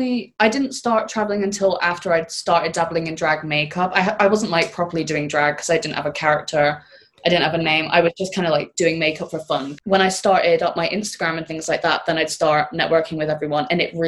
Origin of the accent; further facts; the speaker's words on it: Banff, Scotland, United Kingdom; also born or lived in Aberdeen / Cornwall; now in Birmingham, United Kingdom; I was born in Aberdeen and then I lived like an hour north, like on the coast of this little town called Banff.